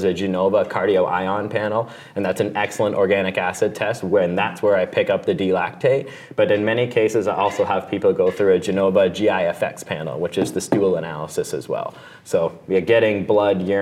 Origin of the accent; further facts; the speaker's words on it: Canada; Being a Canadian